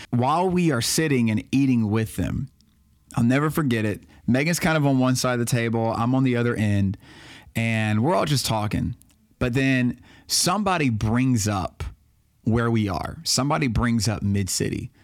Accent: Baton Rouge, Louisiana, United States; moved away as an adult; also born or lived in Florida / West Monroe, Louisiana; I'm from Baton Rouge. I was born and raised.

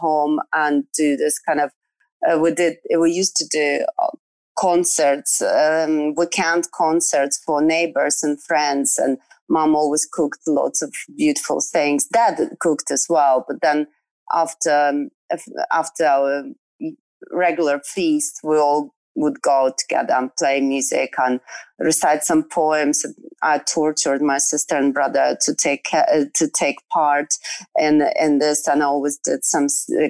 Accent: Western Ukraine, Ukraine; moved away as an adult; also born or lived in Poland; I grew up in Ukraine and actually in Western Ukraine, and traveled quite a lot with my parents. And then moved to Poland when I was 18

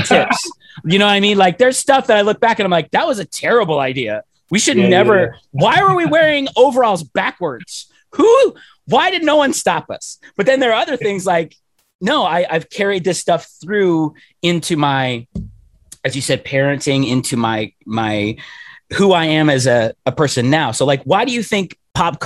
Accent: Pittsburgh, Pennsylvania, United States; coming up even in Pittsburgh

